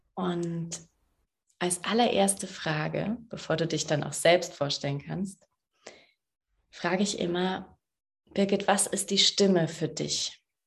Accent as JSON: {"language": "German", "town": "Saarbrücken", "region": "Saarland", "country": "Germany", "tie": "born or raised there", "moved": "yes", "said": "in meiner Heimatstadt"}